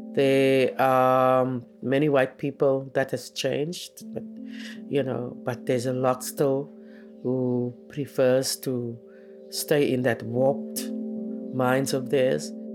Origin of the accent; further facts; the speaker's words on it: South Africa; first language Afrikaans; English is a second language; I grew up in the heart of the apartheid time